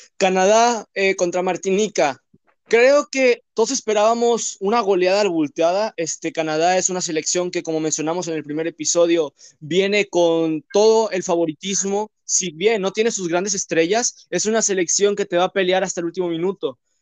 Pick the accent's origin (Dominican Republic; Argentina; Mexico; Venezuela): Mexico; Soy mexicano